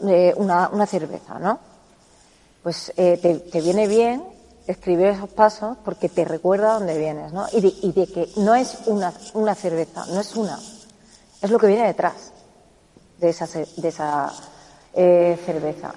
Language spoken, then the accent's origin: Spanish; Córdoba, Andalusia, Spain; yo soy de Córdoba y en Andalucía